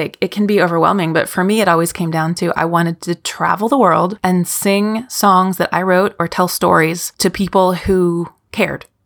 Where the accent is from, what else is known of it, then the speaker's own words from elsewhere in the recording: Kentucky, United States; also born or lived in New York / Scotland; I am from Kentucky